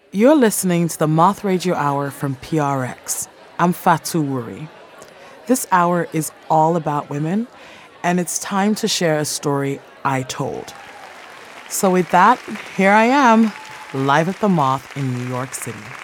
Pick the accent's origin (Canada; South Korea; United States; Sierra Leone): Sierra Leone; moved away; I decided to return to my home country of Sierra Leone. I was particularly excited to see my grandmother. She had raised me up until age three